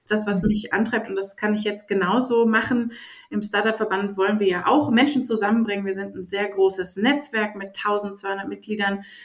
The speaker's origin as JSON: {"language": "German", "region": "Berlin", "country": "Germany", "tie": "born or raised there", "said": "gebürtige Berlinerin. Ich sage immer, ich bin das letzte Einhorn in dieser Stadt."}